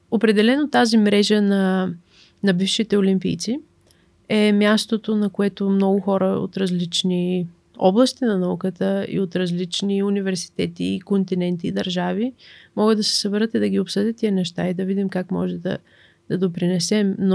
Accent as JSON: {"language": "Bulgarian", "country": "Bulgaria", "said": "Ам, също така, понеже сме от България, като излизаме да учим извън България, а, много от нас имат нужда от стипендии."}